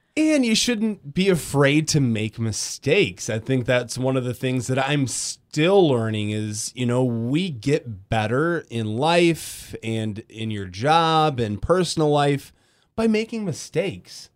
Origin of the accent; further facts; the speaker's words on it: Grand Rapids, Michigan, United States; moved away as an adult; also born or lived in Iowa / Battle Creek; now in Kalamazoo, United States; I'm from West Michigan, grew up in Grand Rapids.